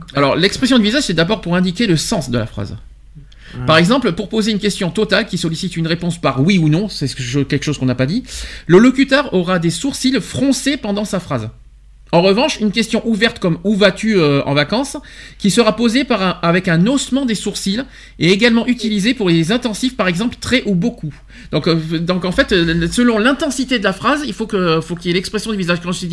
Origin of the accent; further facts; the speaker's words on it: France; chez nous en France